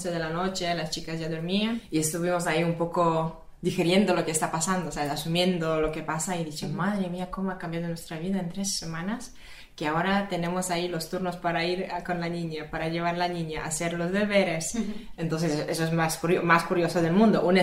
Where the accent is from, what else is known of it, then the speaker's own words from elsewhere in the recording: Poland; Spanish is a second language; eh, pues soy polaca.